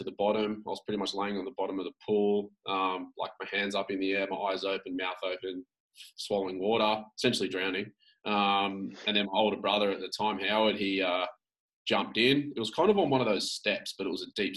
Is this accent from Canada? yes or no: no; Sydney, New South Wales, Australia; I grew up in Sydney on the Northern Beaches